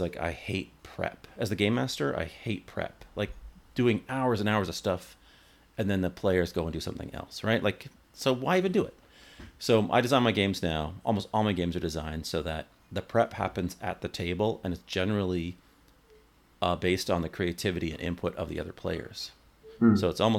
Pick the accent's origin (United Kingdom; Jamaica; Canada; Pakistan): Canada; now in United States; I'm not American. I live in America, but I'm not American. I'm a Canadian